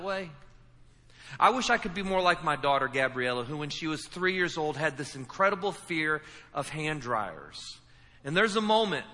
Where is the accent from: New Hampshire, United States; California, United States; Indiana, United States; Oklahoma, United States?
Indiana, United States; I'm from Indiana.